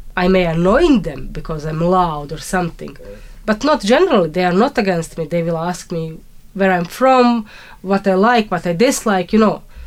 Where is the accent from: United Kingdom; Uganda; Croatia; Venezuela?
Croatia; English is a second language; now in Ireland; the fact that I'm from Croatia gave me opportunity to put three extra languages in my skills